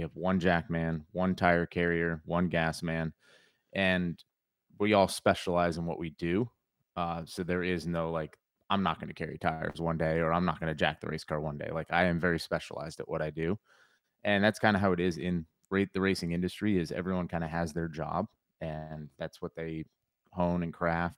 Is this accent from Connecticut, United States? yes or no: yes; Connecticut, United States; moved away as an adult; now in North Carolina, United States; I grew up in Connecticut